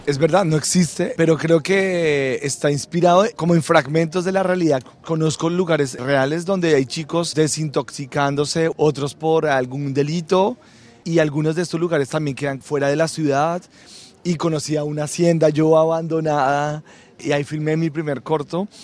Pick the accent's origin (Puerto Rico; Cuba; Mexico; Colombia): Colombia; Bogotá; moved away; yo soy de Bogotá